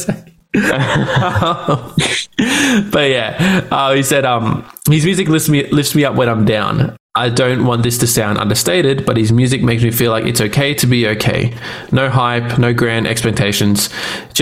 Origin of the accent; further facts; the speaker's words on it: Australia; I'm Australian.